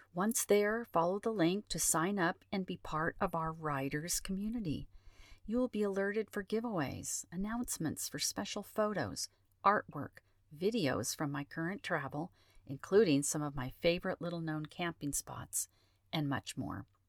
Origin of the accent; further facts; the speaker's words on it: Northern California, United States; also born or lived in Los Angeles; I was born in Los Angeles, moved to Northern California at the tender age of eight years old, became a farm kid in a large family